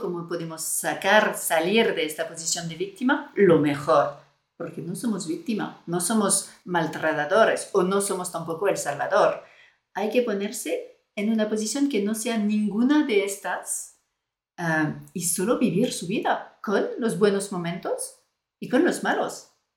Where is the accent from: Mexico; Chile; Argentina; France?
France; Spanish is a second language; moved away as an adult; now in Spain